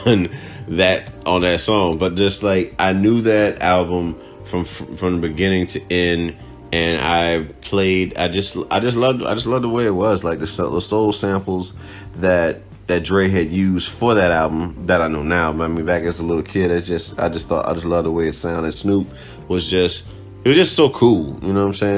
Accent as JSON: {"language": "English", "country": "Cuba", "tie": "born or raised there", "moved": "yes", "said": "Growing up in Cuba"}